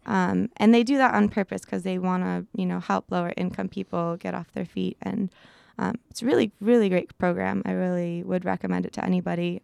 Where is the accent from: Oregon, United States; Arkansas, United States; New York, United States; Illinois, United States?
Illinois, United States; Chicago; moved away as an adult; also born or lived in Midwest; now in California, United States; I come from a pretty crazy big family back in Chicago